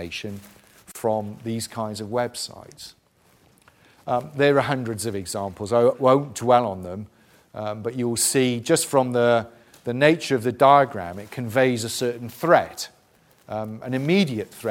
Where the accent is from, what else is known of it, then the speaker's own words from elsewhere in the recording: South Wales, United Kingdom; I'm from South Wales.